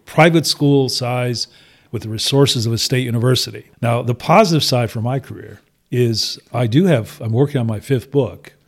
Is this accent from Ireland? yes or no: no; Toledo, Ohio, United States; I grew up in sort of greater metropolitan Toledo